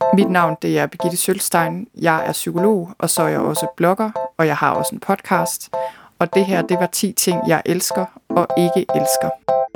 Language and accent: Danish; Thy, North Denmark Region, Denmark; moved away as an adult; also born or lived in London; Jeg er født og opvokset i Thy